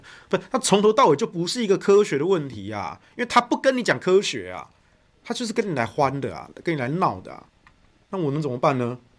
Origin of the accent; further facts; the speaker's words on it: central-southern Taiwan, Taiwan; now in Taipei, Taiwan; 媒体不报，你们北部人不知道，我们南部人、中部人就是每一天吸空污，每一天得肺癌，我们也很可怜啊。虽然我住台北，但是我没有一刻忘记我们中南部的乡亲每一天。